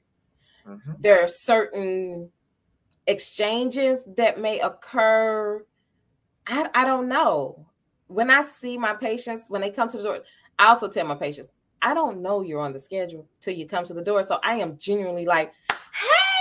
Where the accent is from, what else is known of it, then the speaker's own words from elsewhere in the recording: St. Louis, Missouri, United States; I was born and raised in St. Louis.